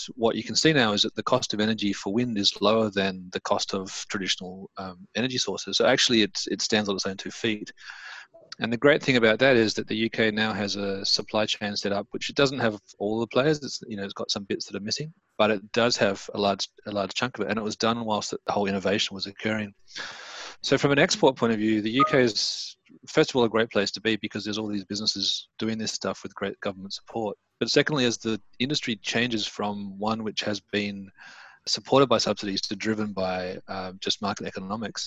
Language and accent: English; Australia; now in United Kingdom; I'm from Australia